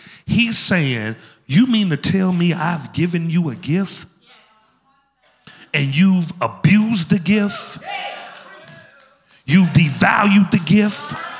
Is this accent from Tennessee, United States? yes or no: yes; Memphis, Tennessee, United States; I told you, I'm from Memphis.